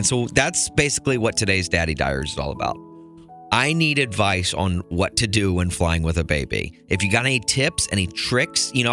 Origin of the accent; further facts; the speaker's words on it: Nashville, Tennessee, United States; moved away; I know that Bowling Green stop very well growing up in Nashville